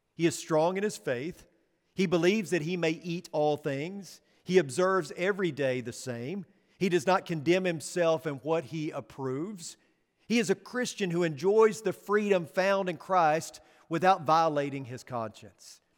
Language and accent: English; Northeast Arkansas, United States; moved away; growing up in Northeast Arkansas